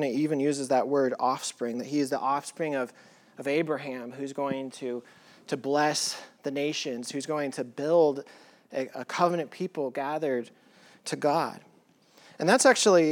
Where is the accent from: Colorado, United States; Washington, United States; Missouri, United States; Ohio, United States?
Colorado, United States; I grew up in Colorado at a high elevation, and you can see the stars like crazy there.